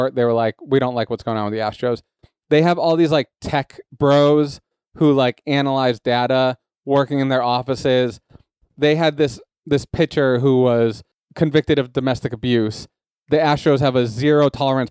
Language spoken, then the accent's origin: English; New England, United States; I'm from New England